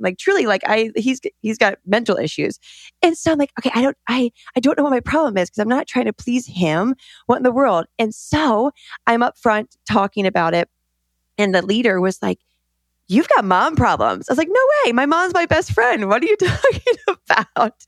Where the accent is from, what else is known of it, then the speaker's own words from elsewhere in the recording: Colorado, United States; I grew up in Colorado in the mountains, middle of nowhere